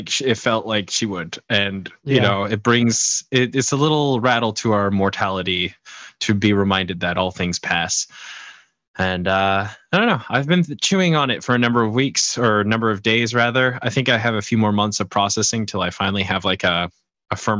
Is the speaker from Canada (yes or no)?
yes; Canada; I'm part of the Commonwealth. I'm Canadian.